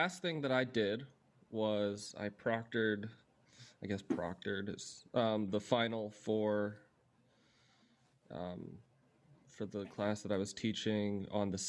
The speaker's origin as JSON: {"language": "English", "town": "Atlanta", "region": "Georgia", "country": "United States", "also_born_or_lived": "Boston", "moved": "as an adult", "said": "I'm from Atlanta."}